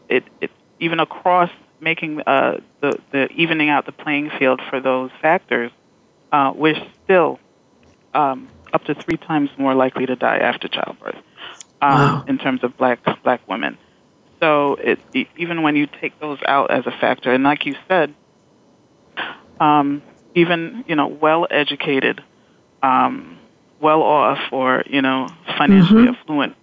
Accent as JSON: {"language": "English", "region": "New York", "country": "United States", "said": "I'm from New York, mm-hmm. and our governor has, you know, commissioned task forces"}